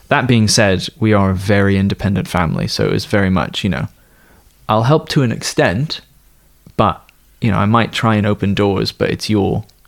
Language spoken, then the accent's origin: English; East Coast, United States; also born or lived in United Kingdom; I was born in the United Kingdom and then spent most of my pubescent and prepubescent days in the United States, on the East Coast of the Americas, specifically Northern America.